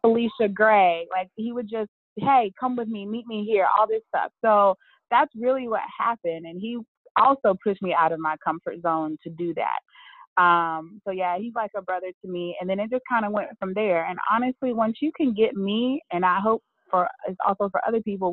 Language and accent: English; Birmingham, Alabama, United States; moved away as an adult; now in Charlotte, United States; my hometown of Birmingham, Alabama